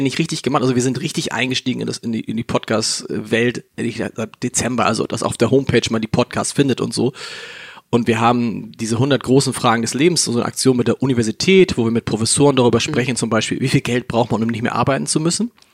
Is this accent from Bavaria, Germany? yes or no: no; Hamburg, Germany; ich bin tatsächlich in Harburg aufgewachsen. Das ist, für die, die es nicht kennen, das ist südlich der Elbe